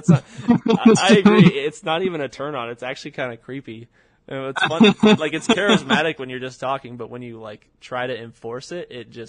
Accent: California, United States; I say I'm from California.

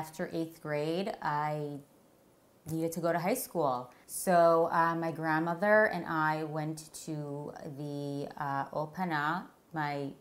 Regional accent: Toronto, Ontario, Canada; now in Teaneck, United States; I'm from Toronto.

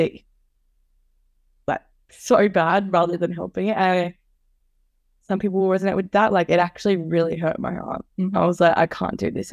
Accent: Melbourne, Victoria, Australia; moved away as an adult; now in Queensland, Australia; I grew up in Melbourne

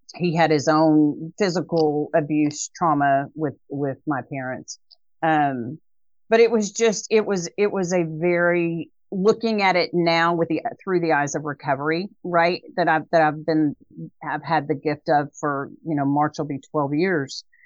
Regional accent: Dallas, Texas, United States; now in Waco, United States; we lived in a North Dallas area

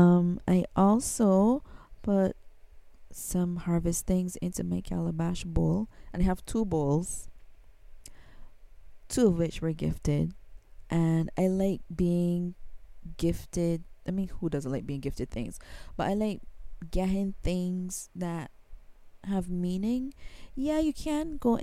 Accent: Barbados; I am from Barbados. I'm in the Caribbean

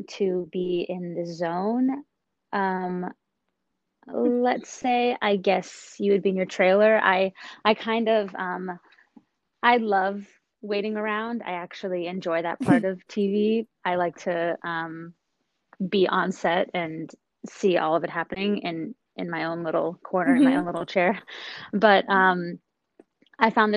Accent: Los Angeles, California, United States; The San Fernando Valley. Valley girl through and through

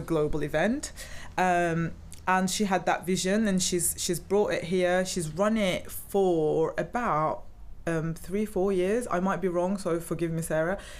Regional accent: Turkey; now in Cardiff, United Kingdom; I'm originally from Turkey

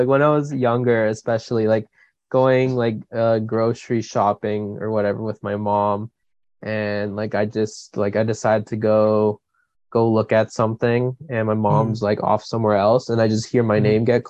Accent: Coquitlam, British Columbia, Canada; we're from Coquitlam and just road tripping down to Squamish and whatever. And he's like, oh, you guys like born and raised there? And I'm like, yeah, you know.

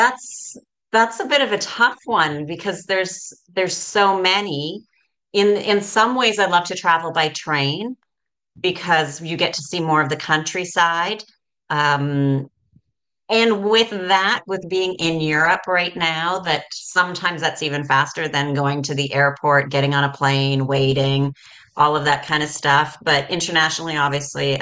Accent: Canada; moved away as an adult; I'm originally from Canada, as you said, but I left Canada in 2011. I've lived in five different countries

